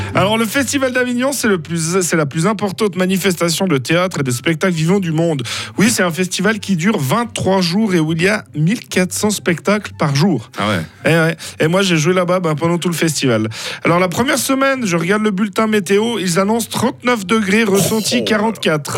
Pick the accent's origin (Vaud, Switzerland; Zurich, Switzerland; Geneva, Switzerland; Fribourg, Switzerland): Fribourg, Switzerland; je suis fribourgeois